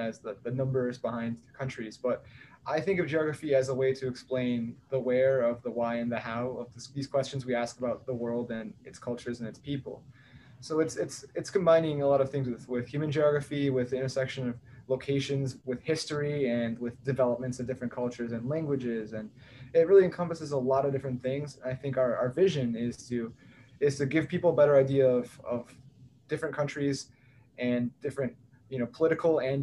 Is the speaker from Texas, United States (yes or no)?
yes; Texas, United States; I am from Texas, but I go to Vanderbilt